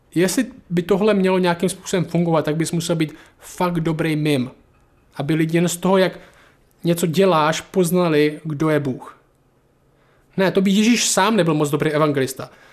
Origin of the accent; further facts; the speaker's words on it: Šumperk, Olomouc Region, Czechia; ze Šumperka